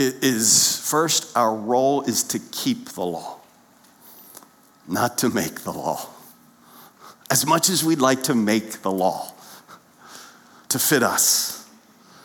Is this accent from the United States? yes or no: yes; Lancaster County, Pennsylvania, United States; growing up in Lancaster County, Pennsylvania